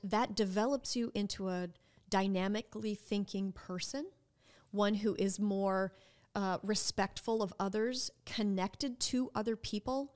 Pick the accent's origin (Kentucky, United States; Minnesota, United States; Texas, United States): Minnesota, United States; moved away as an adult; now in New Orleans, United States; I am from Minnesota, and growing up, our public school education, educational system was quite good